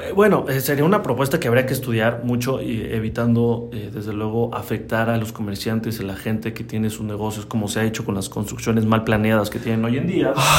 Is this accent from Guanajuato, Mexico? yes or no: yes; Celaya, Guanajuato, Mexico; also born or lived in Mexico City; yo nací en la Ciudad de México, pero yo llegué a Celaya aquí a los seis años